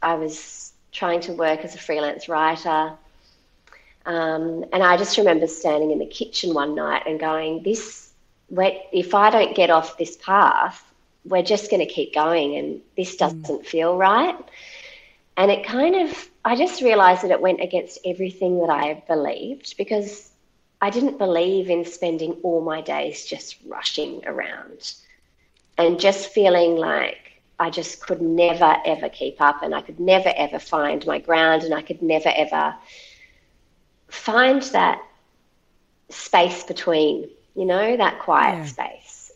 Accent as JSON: {"language": "English", "region": "Central Coast of New South Wales", "country": "Australia", "tie": "born or raised there", "moved": "as an adult", "lives_now": "northwest coast, Tasmania, Australia", "said": "I'd spent all my life growing up on the Central Coast and never felt a really strong affinity with it"}